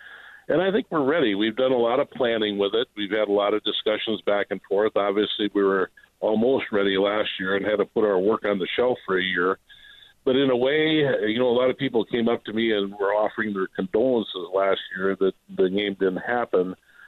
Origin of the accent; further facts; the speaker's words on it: Illinois, United States; moved away as an adult; now in Dyersville, United States; I'm not a native. I'm from Illinois originally. And we moved here in 1995